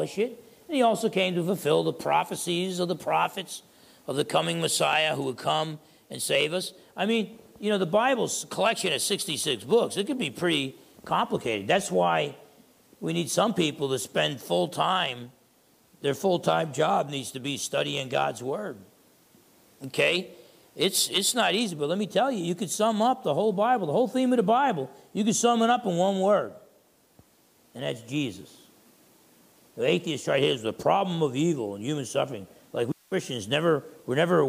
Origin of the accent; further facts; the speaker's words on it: United States; I'm an American